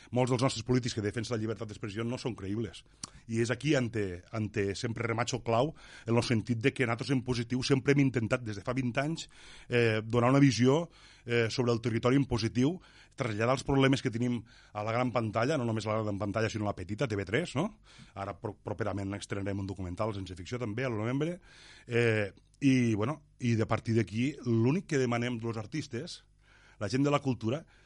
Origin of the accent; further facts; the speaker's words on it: L'Ampolla, Catalonia, Spain; el meu poble, l'Ampolla